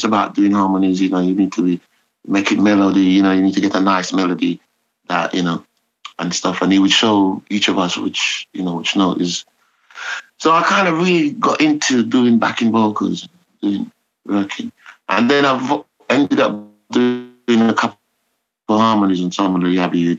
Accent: Kingston, Jamaica; I was born in Walton Park Road, in a kind of, not ghetto

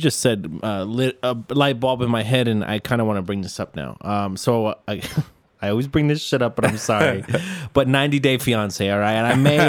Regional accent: United States; Because we're American.

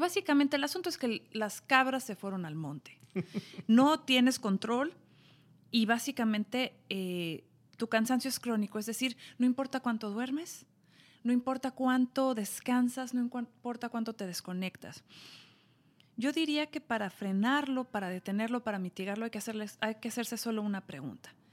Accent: Mexico; yo soy mexicana

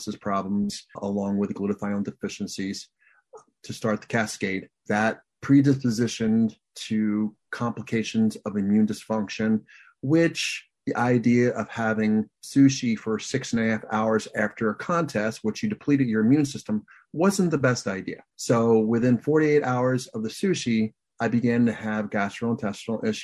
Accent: Pennsylvania, United States; moved away as an adult; now in Michigan, United States; I'm originally from Pennsylvania

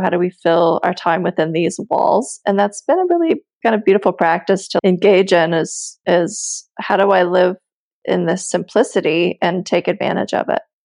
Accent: United States; now in Italy; my husband is french i'm american and we're in Italy

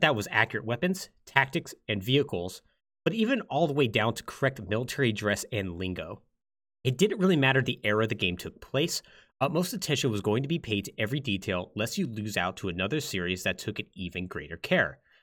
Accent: Texas, United States; I'm from Texas, so, ah. and I come from a military family

